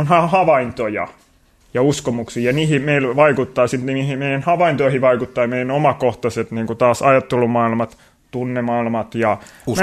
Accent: Kotka, Kymenlaakso, Finland; moved away as an adult; also born or lived in Tampere; Kotkasta alun perin ollaan kotoisin tosiaan

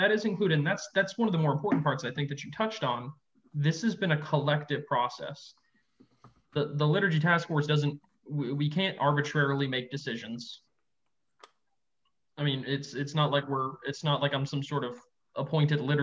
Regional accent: Texas, United States; I'm from Texas

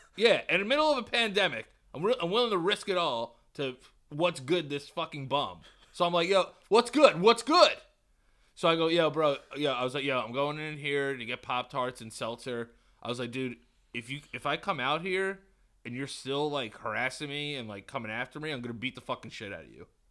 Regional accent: New York, United States; I'm from New York.

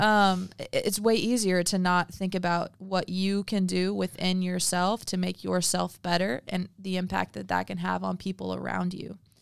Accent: adults from Missouri, Midwest, United States; moved away; growing up in the Midwest

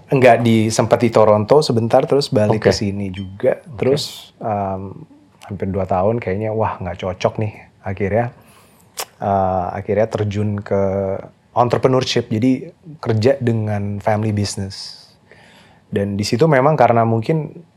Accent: Jakarta, Indonesia; moved away; also born or lived in Canada; saya lahir di Jakarta

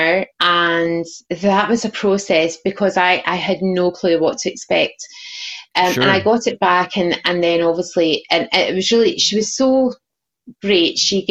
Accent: Scotland, United Kingdom; I'm Scottish

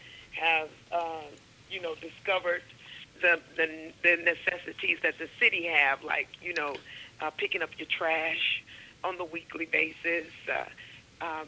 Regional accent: Coaling, Alabama, United States; also born or lived in Tuscaloosa, Alabama; now in Huntsville, United States; I grew up in Coaling, Alabama. That's close to Vance, where now Mercedes-Benz is made very, very popular. So that is where I was born and raised

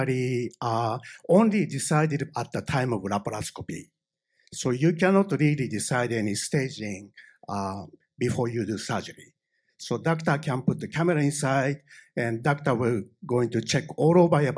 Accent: Japan; accent: thick Japanese; English is a second language; English is not my native language, so I have a thick Japanese accent.

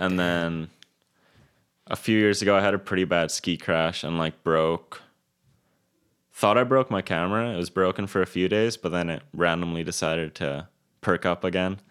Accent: Kelowna, British Columbia, Canada; I was born and raised in Kelowna.

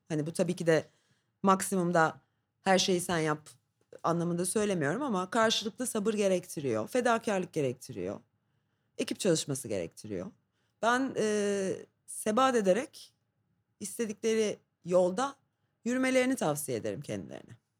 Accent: Istanbul, Turkey; İstanbul doğumluyum

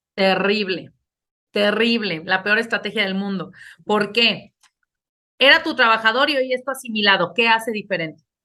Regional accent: Mexico; como mexicanos

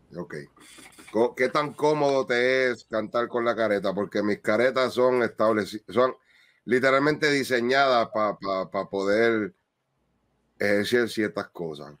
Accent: Puerto Rico; nosotros puertorriqueños

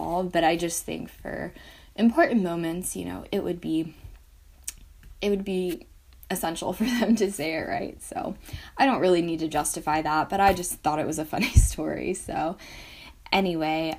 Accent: Atlanta, Georgia, United States; I was born in Atlanta, Georgia.

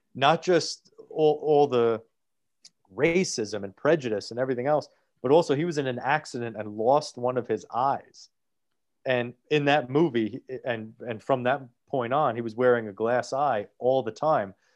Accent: New Jersey, United States; I'm from Jersey. I live in a town that is less than three miles away f-, from Hoboken

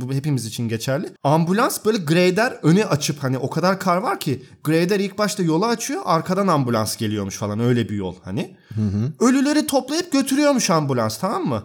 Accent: Turkey; now in Berlin, Germany; Ben bir Türk olarak

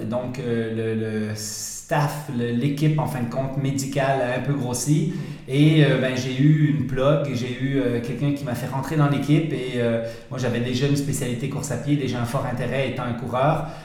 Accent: Switzerland; accent: Swiss; now in Canada; effectivement, c'est drôle quand je reviens en Suisse et que je parle avec des Suisses, je reprends un peu mon accent suisse.

